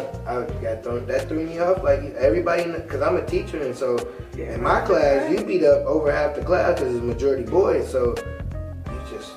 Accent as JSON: {"language": "English", "town": "Michigan City", "region": "Indiana", "country": "United States", "said": "So I'm from Michigan City, Indiana. So it's some white folks there."}